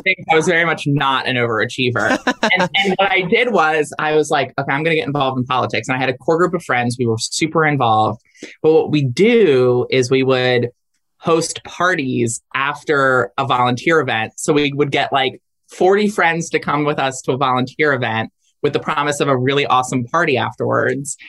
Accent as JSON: {"language": "English", "region": "Delaware", "country": "United States", "tie": "born or raised there", "said": "my home state of Delaware"}